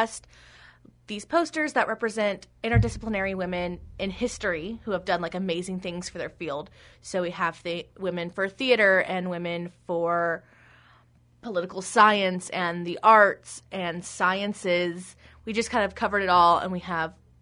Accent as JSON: {"language": "English", "region": "Texas", "country": "United States", "moved": "yes", "lives_now": "Hastings, United States", "said": "I'm from Texas"}